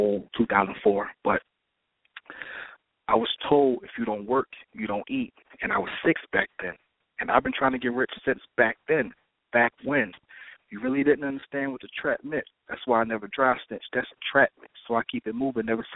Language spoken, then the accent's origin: English; Philadelphia, Pennsylvania, United States; I'm from Philly